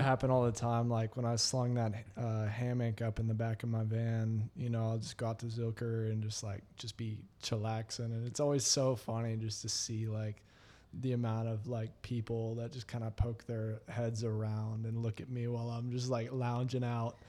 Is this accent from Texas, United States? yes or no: yes; Texas, United States; I'm a Texan